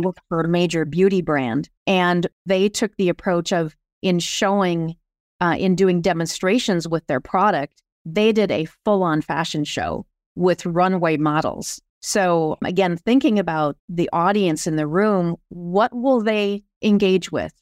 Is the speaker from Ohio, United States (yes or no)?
no; Sioux Falls, South Dakota, United States; moved away as an adult; now in Minneapolis, United States; I grew up in Sioux Falls, South Dakota, and have been, though, in Minneapolis for thirty years